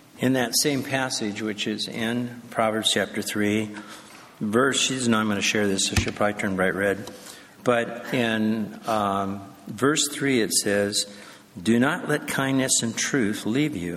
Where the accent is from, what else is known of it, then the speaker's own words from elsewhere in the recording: Escondido, California, United States; we grew up in Christian homes, attended a strong church, Emmanuel Faith Community Church down in Escondido